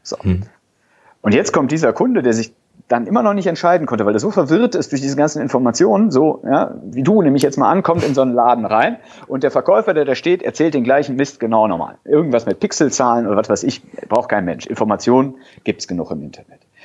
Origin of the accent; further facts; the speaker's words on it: a small town near Cologne, North Rhine-Westphalia, Germany; Bin Rheinländer, ja, auch vom, vom Herzen her, komme aus einer kleinen Stadt hier in der Nähe von Köln